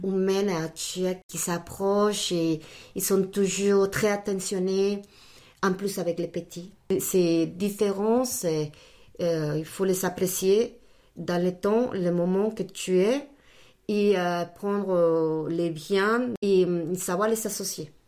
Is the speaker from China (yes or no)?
no; Mexico City, Mexico; first language Spanish; French is a second language; moved away as an adult; also born or lived in United States / Chicago / Brazil; now in France; Je suis euh, mexicaine d'origine et puis bah, toute ma, ma famille mes études, tout je les fais là-bas, à Mexico.